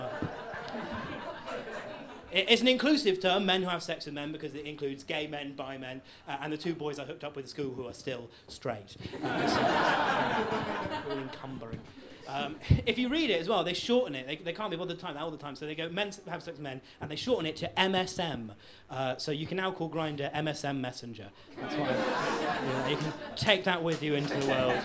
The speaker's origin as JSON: {"language": "English", "town": "Salisbury", "region": "South West England", "country": "United Kingdom", "said": "I come from Salisbury"}